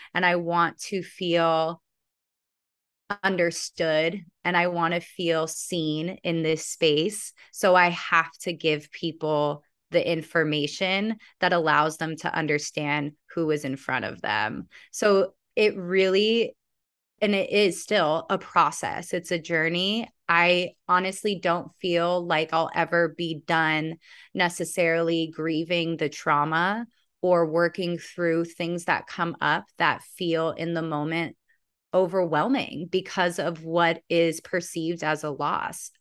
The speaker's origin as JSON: {"language": "English", "town": "Santa Monica", "region": "California", "country": "United States", "tie": "born or raised there", "also_born_or_lived": "Venice, Los Angeles", "said": "I was born in Santa Monica"}